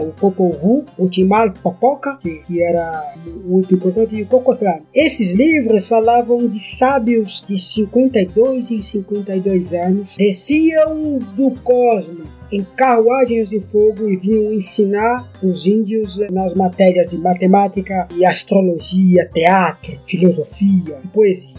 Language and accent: Portuguese; Ubatuba, São Paulo, Brazil; Eu nasci nas montanhas de Ubatuba e estudei com padres salesianos